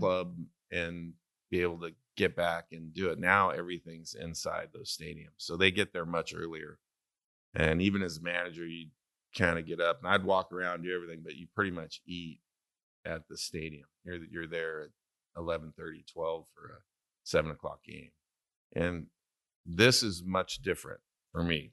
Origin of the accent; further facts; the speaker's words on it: Santa Maria, California, United States; moved away; tri-tip, which is from my hometown